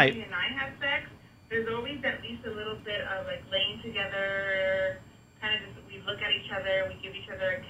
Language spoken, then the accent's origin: English; San Diego, California, United States; now in Phoenix, United States; I am coming from Phoenix, but but I am originally from San Diego